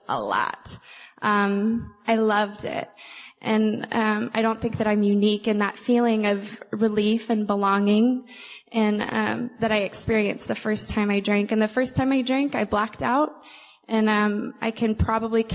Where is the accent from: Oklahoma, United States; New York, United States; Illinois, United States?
Oklahoma, United States; I'm from Oklahoma, and they call us the buckle of the Bible Belt.